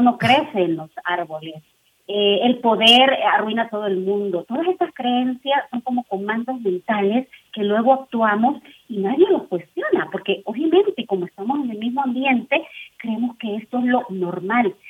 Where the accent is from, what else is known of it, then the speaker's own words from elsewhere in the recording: El Salvador; now in Mexico; yo soy de El Salvador, tengo mi estructura, vivo en un país que es México